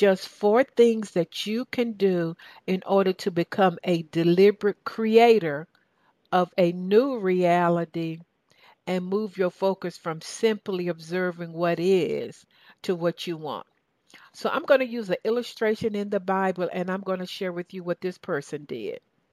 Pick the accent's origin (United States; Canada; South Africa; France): United States; the South; accent: Southern; my Southern accent